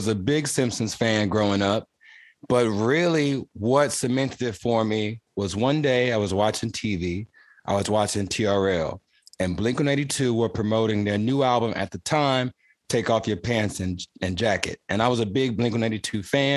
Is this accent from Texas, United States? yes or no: yes; Houston, Texas, United States; I'm an artist from Houston, Texas.